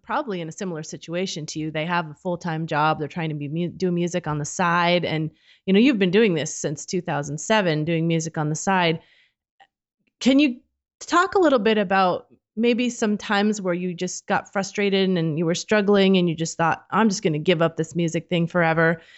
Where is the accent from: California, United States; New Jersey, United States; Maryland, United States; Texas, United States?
California, United States; Modesto; moved away; I grew up in Modesto. Well, I, I lived there since eighth grade